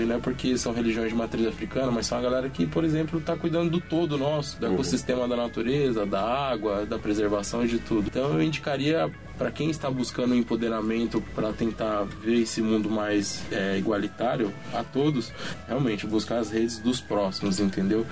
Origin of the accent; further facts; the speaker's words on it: São Paulo, Brazil; lá na quebrada onde eu nasci, no Monte Azul